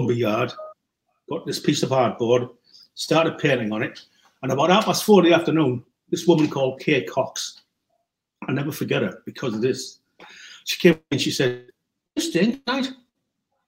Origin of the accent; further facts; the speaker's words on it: Middlesbrough, North East England, United Kingdom; you haven't lost your accent. And I'm not going to either. I grew up on St. Paul's Road at the beginning, right off Newport Road